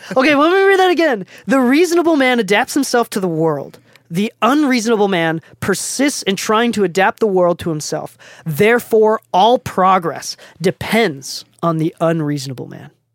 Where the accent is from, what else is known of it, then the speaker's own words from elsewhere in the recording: Japan; English is a second language; moved away; I'm, I'm from Japan. I'm not even from the States. I don't know how I started speaking English. English wasn't even my first language